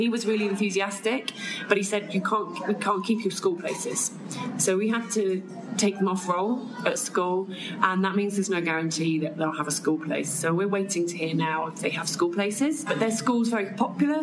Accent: Cornwall, South West England, United Kingdom; I'm from Cornwall in the UK, which is like the big toe at the bottom of the country

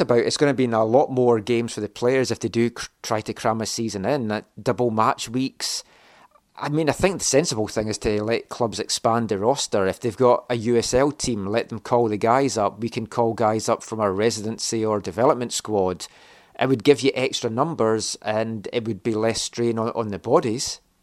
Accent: Scotland, United Kingdom; I'm from Scotland.

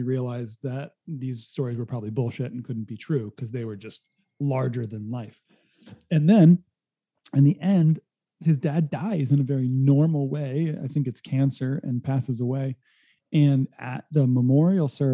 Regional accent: Rhode Island, United States; moved away as an adult; now in California, United States; I grew up in Rhode Island and spent a lot of time at a summer camp in New Hampshire

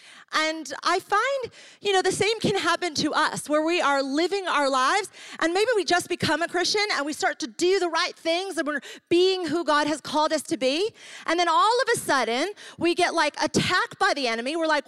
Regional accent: Ecuador; also born or lived in New York, United States; I grew up on the mission field. I'm from New York and moved to Ecuador. My family were missionaries there.

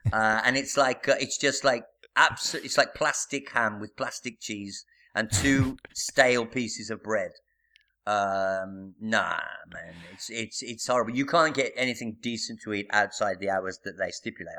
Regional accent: Birmingham, West Midlands, United Kingdom; moved away as an adult; now in Italy; I'm from Birmingham

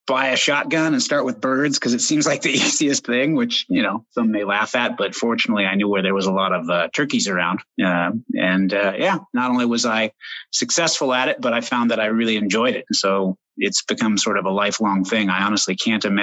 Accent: Oregon, United States; I grew up in Oregon, still live here

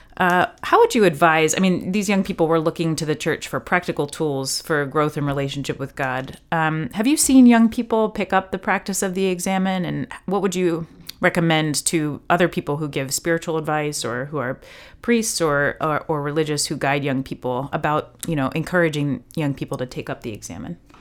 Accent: United States; as an American

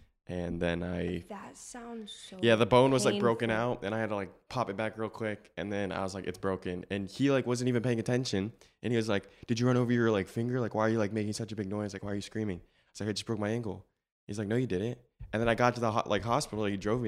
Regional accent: Florida, United States; born there; I'm 19 years of age. I was born in January 6th, 2003. In Florida.

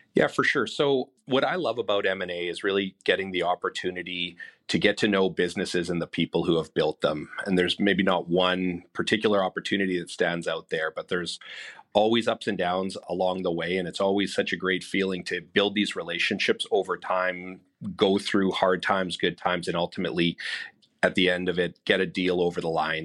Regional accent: Winnipeg, Manitoba, Canada; I'm born and raised in Winnipeg

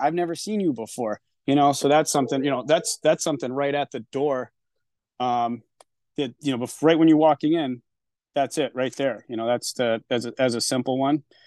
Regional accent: Newport, Rhode Island, United States; being out of my hometown

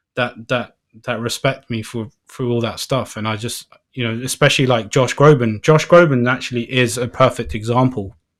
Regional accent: London, United Kingdom; I'm from London

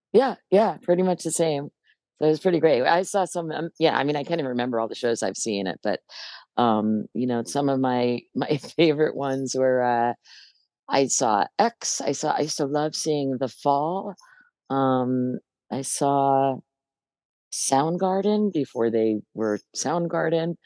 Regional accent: Hoboken, New Jersey, United States; I grew up in Hoboken in New Jersey, which is right across the river from uh, New York City

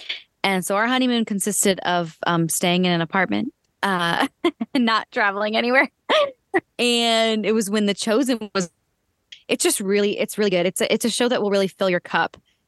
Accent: Erie, Pennsylvania, United States; I'm from Erie, PA.

